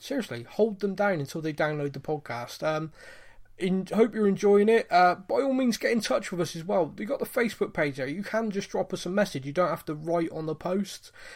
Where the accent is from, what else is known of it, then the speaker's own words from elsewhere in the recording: Bristol, South West England, United Kingdom; I'm from Bristol. I sound like a cross between a pirate and a farmer